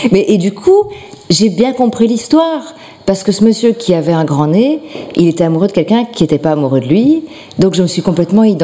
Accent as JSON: {"language": "French", "town": "Schaerbeek", "region": "Brussels-Capital Region", "country": "Belgium", "said": "De Schierbeek."}